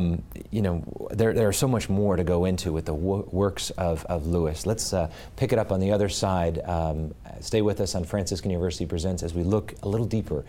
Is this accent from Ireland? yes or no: yes; Ireland